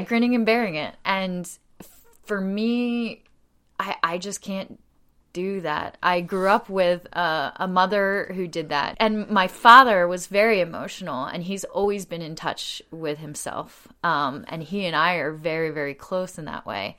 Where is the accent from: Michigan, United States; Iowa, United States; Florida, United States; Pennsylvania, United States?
Pennsylvania, United States; Delaware County outside of Philadelphia; moved away as an adult; also born or lived in Australia; now in Lancaster, United States; I grew up in Delaware County outside of Philadelphia, right near Swarthmore College